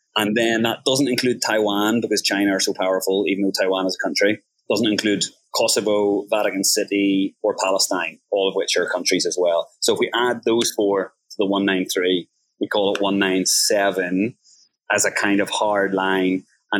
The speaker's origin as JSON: {"language": "English", "country": "Ireland", "tie": "born or raised there", "lives_now": "Thailand", "said": "Like, I'm based in Thailand. Actually, when I was in Ireland, like growing up in Ireland, I was addicted to tap water."}